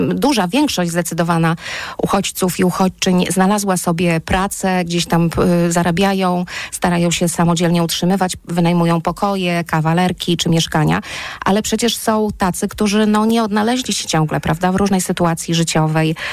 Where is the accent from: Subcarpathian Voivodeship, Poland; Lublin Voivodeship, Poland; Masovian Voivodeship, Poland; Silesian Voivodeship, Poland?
Lublin Voivodeship, Poland; Lublin; ja jestem z Lublina